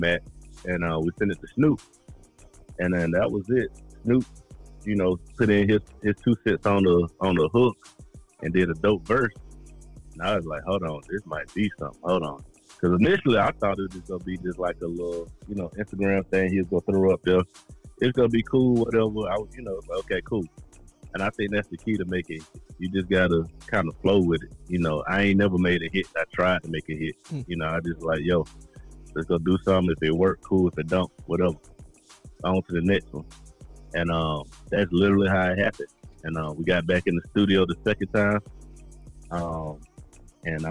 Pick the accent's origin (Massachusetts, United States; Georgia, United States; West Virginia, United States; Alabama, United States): Georgia, United States; Atlanta; when you born and raised in Atlanta, you start seeing people you went to school with since second grade